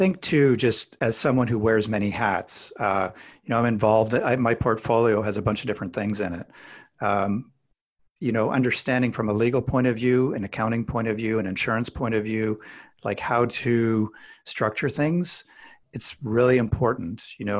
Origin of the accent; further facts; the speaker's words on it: Alberta, Canada; I'm kind of a meat and potatoes guy. I grew up in Alberta, Canada